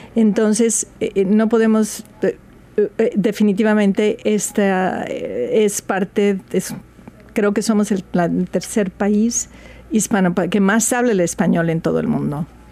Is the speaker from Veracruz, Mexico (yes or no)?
yes; Veracruz, Mexico; now in Seattle, United States; soy jarocha de Veracruz, México